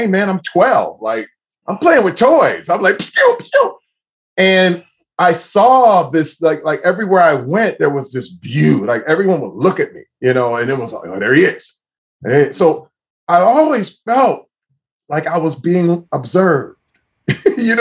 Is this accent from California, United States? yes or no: no; Flint, Michigan, United States; as a young Black man growing up in Flint, Michigan